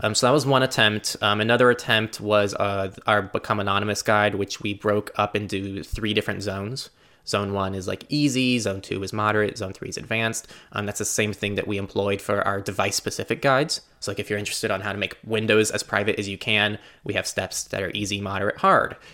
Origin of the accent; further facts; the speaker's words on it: United States; in the U S, as an American